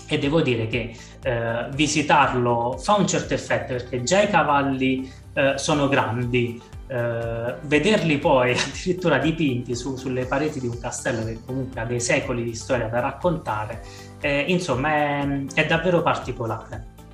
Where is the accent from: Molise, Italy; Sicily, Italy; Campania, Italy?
Molise, Italy; sono molisano, nato in Molise, vivo in Molise